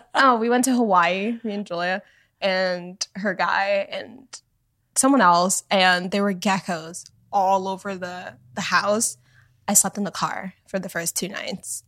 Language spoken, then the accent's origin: English; Canada; moved away; also born or lived in Miami, Florida, United States; I grew up in Canada, but in Miami, too.